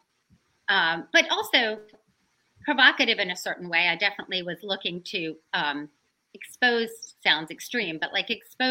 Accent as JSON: {"language": "English", "region": "the South", "country": "United States", "tie": "born or raised there", "said": "growing up in the South"}